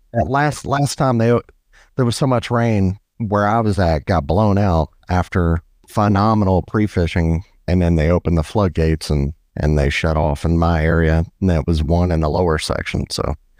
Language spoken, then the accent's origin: English; Biloxi, Mississippi, United States; now in Birmingham, United States; I'm from Biloxi and I live in Birmingham